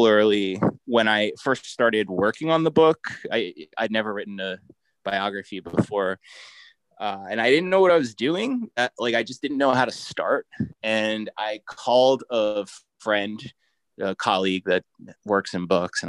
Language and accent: English; New Jersey, United States; now in Brooklyn, United States; I'm from New Jersey, so I grew up eating lots of subs